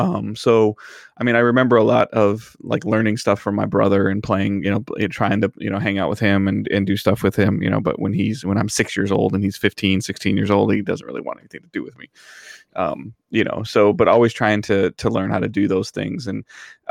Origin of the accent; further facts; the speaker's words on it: Detroit, Michigan, United States; growing up in Metro Detroit